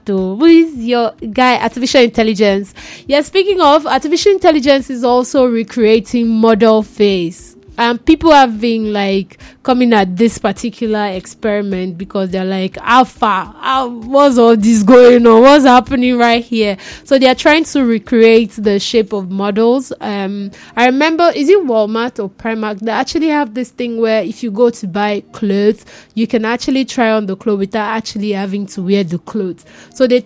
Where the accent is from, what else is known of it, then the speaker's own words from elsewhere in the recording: Nigeria; as a Nigerian